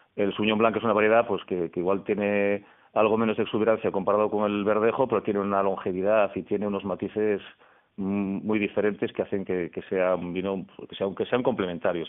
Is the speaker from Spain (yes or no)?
yes; Cambados, Galicia, Spain; moved away; yo soy gallego, soy de, Cambados, en Pontevedra